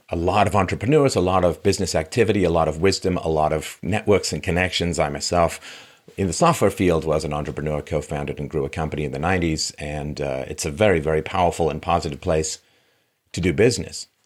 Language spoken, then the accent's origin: English; London, United Kingdom; now in Canada; I came from London, England, but there's a lot of class stratification.